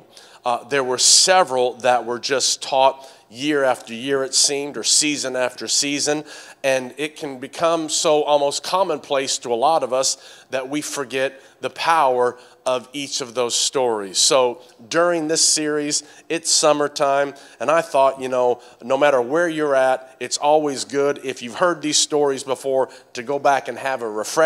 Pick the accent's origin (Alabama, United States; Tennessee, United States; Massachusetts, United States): Tennessee, United States; accent: southern twang; In Tennessee